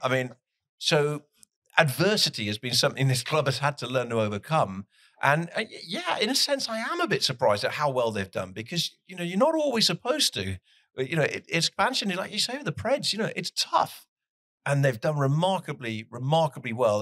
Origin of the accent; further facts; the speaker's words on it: Plymouth, South West England, United Kingdom; moved away as an adult; now in Nashville, United States; I'm from Plymouth in the UK. We're a Division 3 team. We've never been in the Premier League, but I support them because that's my hometown